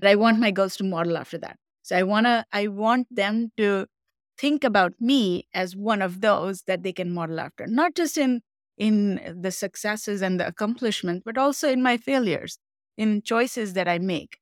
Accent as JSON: {"language": "English", "town": "Mumbai", "region": "Maharashtra", "country": "India", "tie": "born or raised there", "moved": "yes", "said": "I grew up in Mumbai, India."}